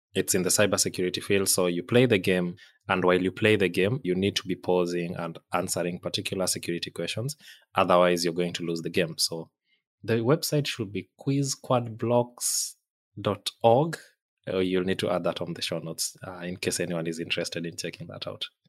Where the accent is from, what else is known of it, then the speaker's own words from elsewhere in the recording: Kenya; moved away; I'm from Kenya originally.